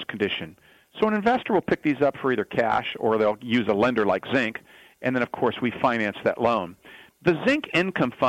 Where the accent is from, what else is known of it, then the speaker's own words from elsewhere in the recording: Fresno, Southern California, United States; born and raised in Southern California, moved to Fresno, California, right here in the heart of the Central Valley, back quite some time ago, and finished high school there